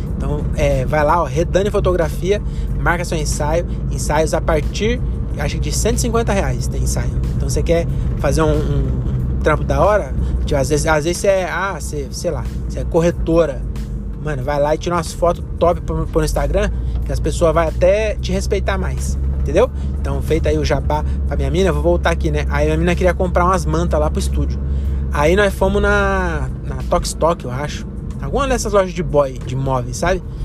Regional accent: Francisco Morato, São Paulo, Brazil; moved away as an adult; now in Cajamar, Brazil; eu sou de Francisco Morato

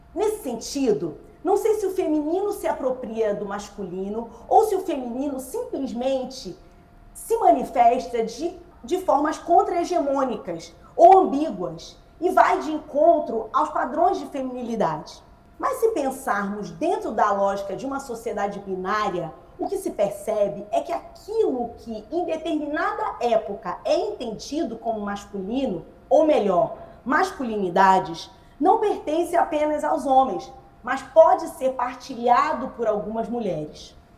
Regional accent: Nilópolis, Rio de Janeiro, Brazil; also born or lived in Nova Iguaçu; Eu sou da Baixada Fluminense, eu sou nascida em Milópolis, é, né? na verdade nascida em Nova Iguaçu e criada em Milópolis

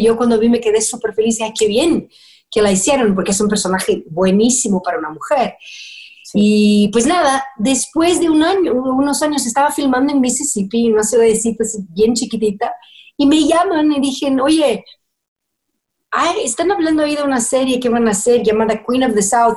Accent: Brazil; first language Portuguese; Spanish is a second language; now in United States; brasileña que vive en Estados Unidos

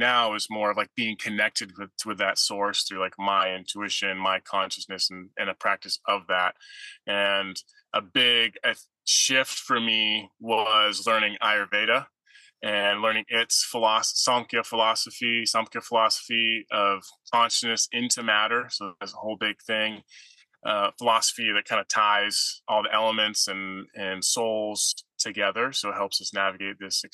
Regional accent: San Diego, California, United States; I grew up in San Diego, California, number three of four children to my parents

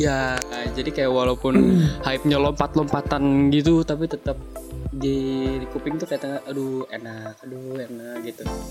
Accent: near Jakarta, Greater Jakarta, Indonesia; Sebenarnya nggak Jakarta juga, cuman nggak jauh dari Jakarta

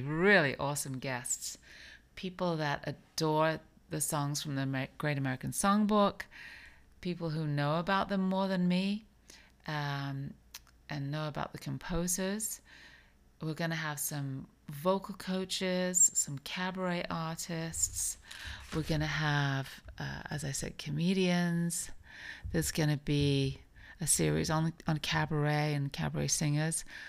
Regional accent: England, United Kingdom; also born or lived in New York; now in Palm Beach, United States; I grew up in England.

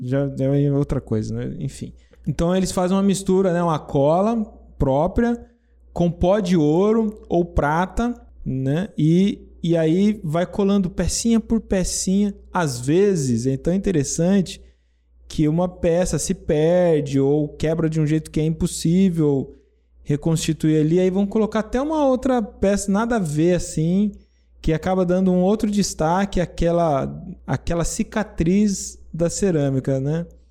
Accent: interior of São Paulo state, Brazil; eu sou brasileiro do interior paulista, né? Interior de São Paulo

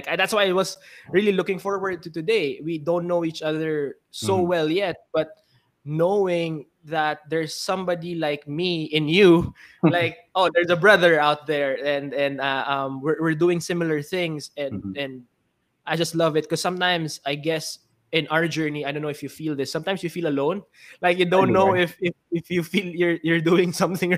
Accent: Philippines; I'm from the Philippines. I'm a Filipino entrepreneur.

